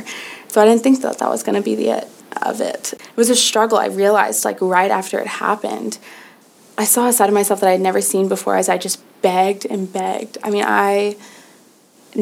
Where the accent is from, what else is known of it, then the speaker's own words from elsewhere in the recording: Nashville, Tennessee, United States; I'm from Nashville, Tennessee